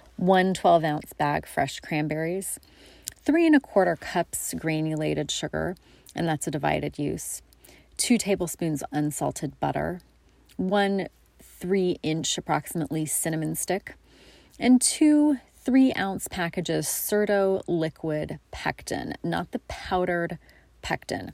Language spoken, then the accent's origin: English; Coos Bay, Oregon, United States; my hometown of Coos Bay